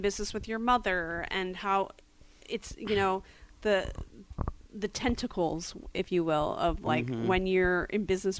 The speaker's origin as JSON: {"language": "English", "town": "West Chester", "region": "Pennsylvania", "country": "United States", "tie": "born or raised there", "also_born_or_lived": "Phoenixville, Pennsylvania", "said": "So I'm from Philadelphia, Pennsylvania suburbs, a town called Westchester. I was Born in Phoenixville, raised in Westchester."}